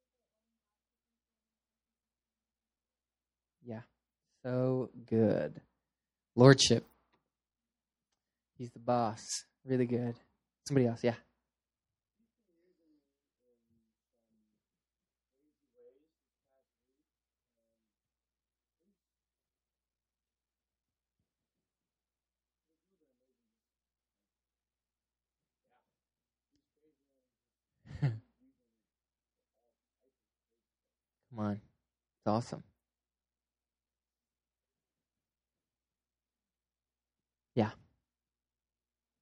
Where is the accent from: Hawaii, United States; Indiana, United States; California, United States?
California, United States; Petaluma; moved away; I am originally from Northern California, a place called Petaluma